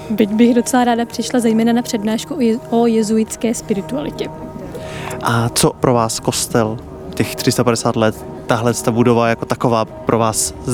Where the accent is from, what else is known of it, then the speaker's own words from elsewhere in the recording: Brno, South Moravian Region, Czechia; Já jsem tady poprvé, já jsem z Brna.